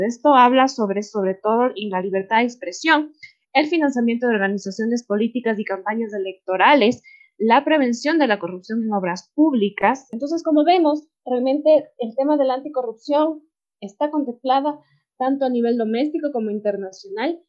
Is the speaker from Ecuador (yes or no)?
yes; Ecuador; Como ecuatorianos y sobre todo como jóvenes